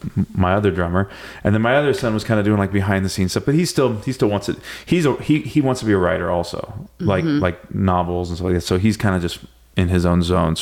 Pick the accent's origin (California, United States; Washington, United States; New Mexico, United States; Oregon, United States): California, United States; Santa Cruz; I was fortunate, like I said, growing up in Santa Cruz